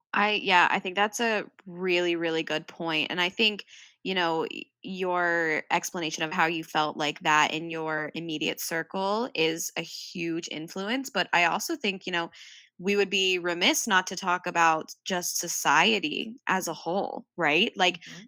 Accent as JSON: {"language": "English", "region": "Midwest", "country": "United States", "tie": "born or raised there", "said": "I grew up in the Midwest"}